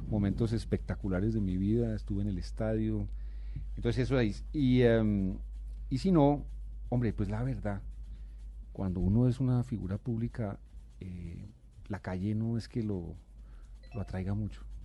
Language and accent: Spanish; Bogotá, Colombia; yo nací en Bogotá y, y yo aspiro a morir en esta ciudad que es la mía